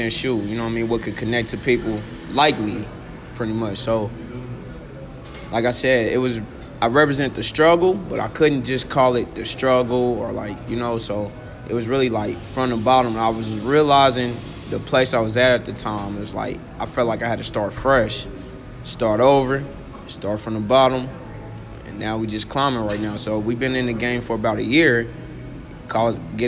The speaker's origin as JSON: {"language": "English", "town": "Kansas City", "region": "Missouri", "country": "United States", "tie": "born or raised there", "said": "originally I'm from Kansas City, Missouri, you know, South Kansas City"}